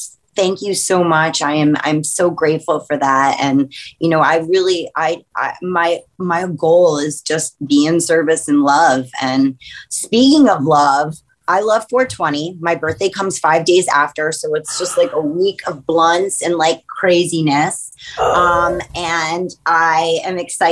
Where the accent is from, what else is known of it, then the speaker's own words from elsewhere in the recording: New York, United States; also born or lived in Staten Island, New York City; I am born and raised in New York and will probably, you know, be here for the rest of my existence